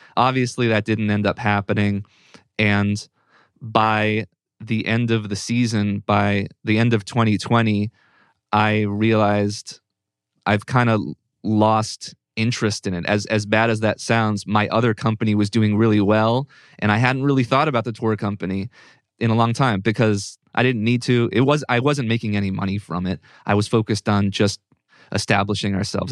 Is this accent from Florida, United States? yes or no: no; Northern Virginia, United States; moved away; also born or lived in Pittsburgh; I'm from Northern Virginia, which is a suburb of D C